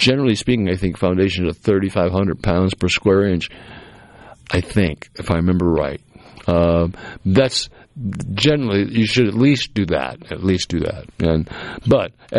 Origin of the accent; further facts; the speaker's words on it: Massachusetts, United States; the old house I grew up in Massachusetts